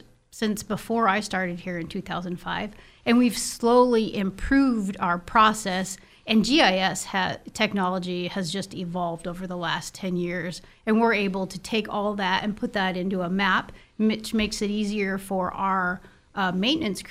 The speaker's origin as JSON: {"language": "English", "town": "Libby", "region": "Montana", "country": "United States", "tie": "born or raised there", "also_born_or_lived": "Seattle, Washington", "lives_now": "Kalispell, United States", "said": "I was raised in Libby, Montana"}